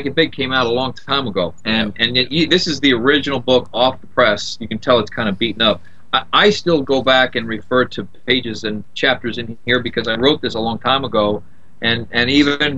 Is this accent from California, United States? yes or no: no; Indiana, United States; moved away as an adult; also born or lived in South Florida; now in Florida, United States; I came to Florida from Indiana. I lived on a farm in Indiana, just a corn-fed country boy.